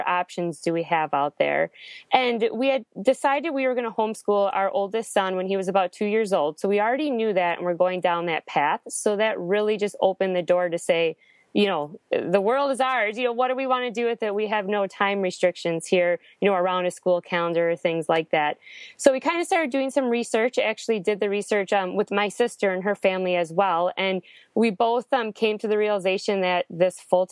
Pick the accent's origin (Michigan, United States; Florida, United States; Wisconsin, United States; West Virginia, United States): Wisconsin, United States; moved away; I'm actually from Wisconsin